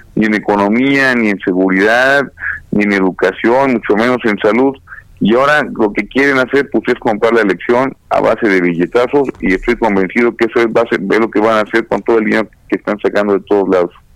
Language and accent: Spanish; Querétaro, Mexico; yo soy queretano